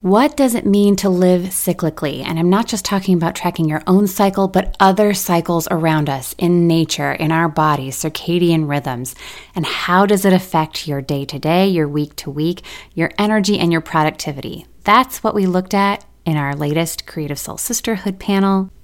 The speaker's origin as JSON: {"language": "English", "region": "Michigan", "country": "United States", "tie": "born or raised there", "moved": "yes", "lives_now": "Nashville, United States", "said": "we moved back to my hometown in Michigan for a couple of years"}